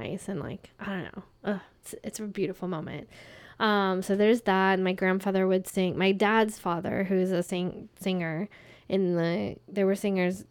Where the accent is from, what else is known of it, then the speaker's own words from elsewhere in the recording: North Carolina, United States; also born or lived in Florida; We moved to North Carolina